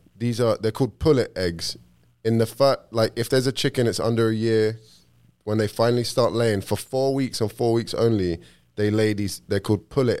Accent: London, United Kingdom; moved away as an adult; now in Florida, United States; I'm not actually British by blood. I'm born and bred in London, but I have zero British blood.

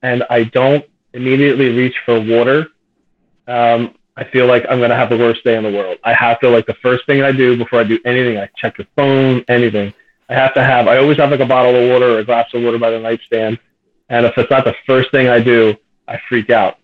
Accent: Plymouth Meeting, Pennsylvania, United States; moved away as an adult; also born or lived in Philadelphia, Pennsylvania; now in Lower Delaware, United States; I grew up in the country Plymouth area

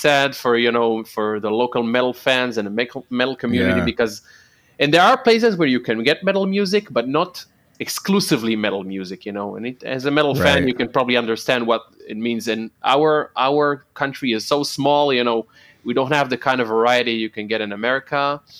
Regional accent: Holon, Tel Aviv District, Israel; I didn't live in Tel Aviv. I lived in Holon, which is my hometown.

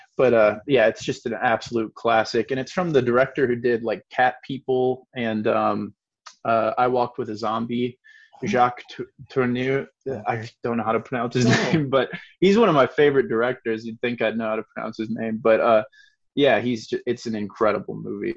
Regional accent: Iowa, United States; I grew up in the Quad Cities in Iowa, on the mm-hmm. border of Iowa and Illinois

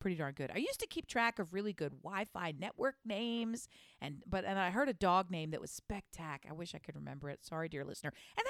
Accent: Colorado, United States; I'm from Colorado. I wear an ass hat.

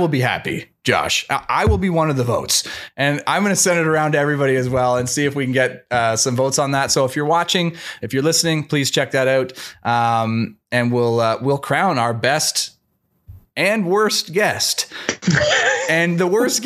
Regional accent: Canada; as a Canadian

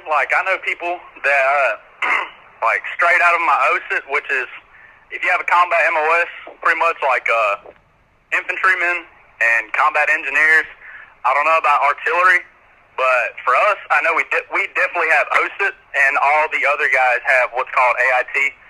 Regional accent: Georgia, United States; accent: hillbilly

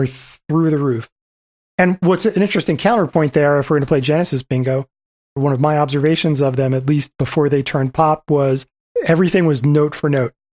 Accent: New Jersey, United States; I grew up in New Jersey

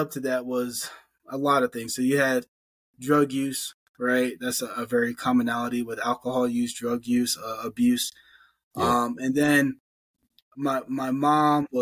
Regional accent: Allentown, Pennsylvania, United States; also born or lived in Phillipsburg, New Jersey; So I was born in Phillipsburg, New Jersey, grew up in Allentown, Pennsylvania

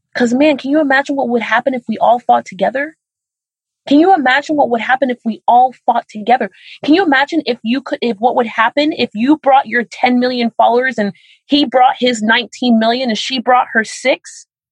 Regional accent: Miami, Florida, United States; I'm from Miami, Florida

